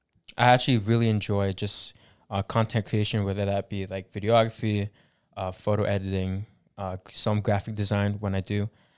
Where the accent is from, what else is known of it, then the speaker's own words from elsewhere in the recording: Philippines; Can you guys sing? We're Filipino.